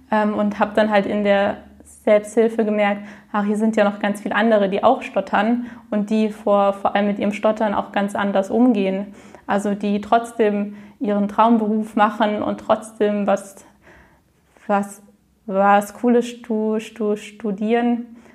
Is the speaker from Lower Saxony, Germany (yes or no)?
no; Frankfurt, Hesse, Germany; ich komme aus Frankfurt. Ich bin 27 Jahre alt